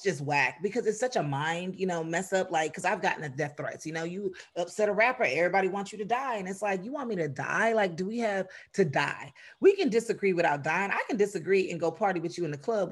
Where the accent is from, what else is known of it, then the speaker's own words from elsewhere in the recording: United States; I'm American